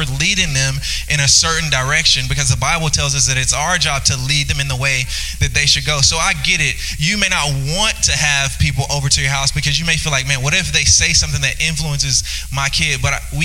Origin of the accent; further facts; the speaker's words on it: Louisiana, United States; now in Northwest Arkansas, United States; I'm from Louisiana